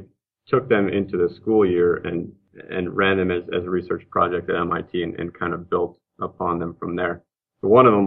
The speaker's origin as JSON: {"language": "English", "region": "Montana", "country": "United States", "tie": "born or raised there", "also_born_or_lived": "Massachusetts", "said": "I'm from Montana. I'm actually from here originally. Grew up here"}